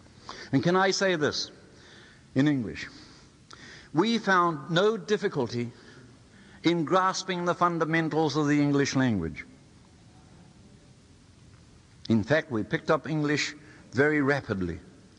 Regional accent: Te Tai Tokerau, Northland, New Zealand; first language Maori; English is a second language; I was born in Taitokorau into the age where, I suppose, with the exception of three of us, the rest of our people were almost illiterate or semi-illiterate.

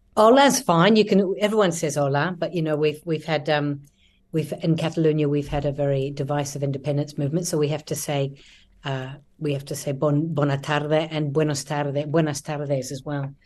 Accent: New Zealand; moved away as an adult; also born or lived in Christchurch, New Zealand / London, United Kingdom; now in Barcelona, Spain; there's an interesting mixture of Kiwis here. We're a t, small group

